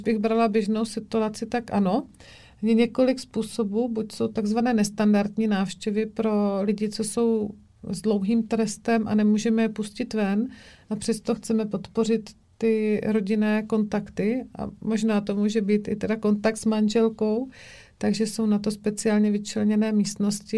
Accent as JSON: {"language": "Czech", "town": "Brno", "region": "South Moravian Region", "country": "Czechia", "said": "u nás v Brně, v Šalině"}